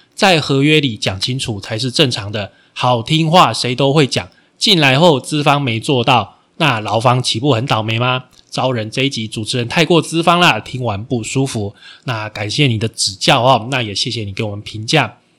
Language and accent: Chinese; Taiwan; 我们台湾人的观念